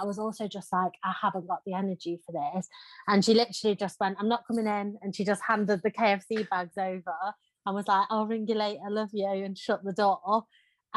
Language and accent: English; Birkenhead, North West England, United Kingdom; We're not posh, we're from Birkenhead